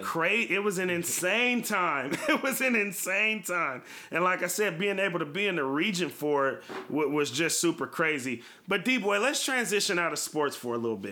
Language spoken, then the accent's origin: English; Bay Area, California, United States; you and I grew up in the Bay Area